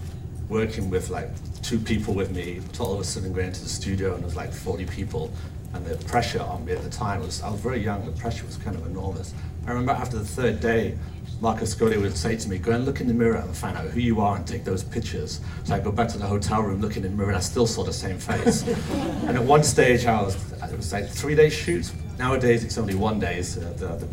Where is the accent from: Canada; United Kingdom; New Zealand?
United Kingdom; Cheshire, North West England; moved away as an adult; also born or lived in Manchester / London / New York; I was brought up in a small town in Cheshire.